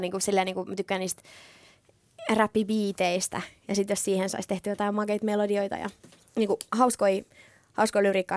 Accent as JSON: {"language": "Finnish", "country": "Finland", "tie": "born or raised there", "said": "mä oon just aina asunut Suomessa, mä oon syntynyt Suomessa"}